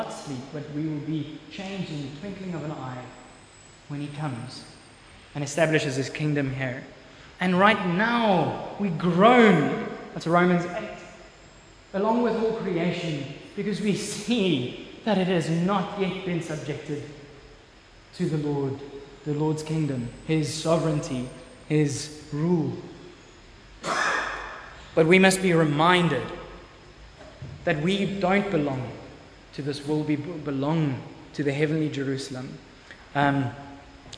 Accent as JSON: {"language": "English", "country": "South Africa", "said": "I am a citizen of South Africa"}